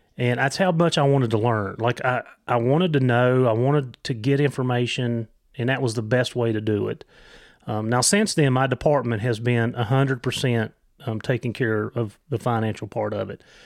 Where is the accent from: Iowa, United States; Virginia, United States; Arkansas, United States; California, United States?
Virginia, United States; also born or lived in Christiansburg, Virginia; I'm from Virginia